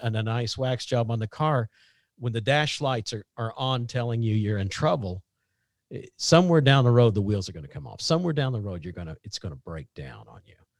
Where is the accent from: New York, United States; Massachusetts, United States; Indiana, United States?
Indiana, United States; Southern; I'm from Southern Indiana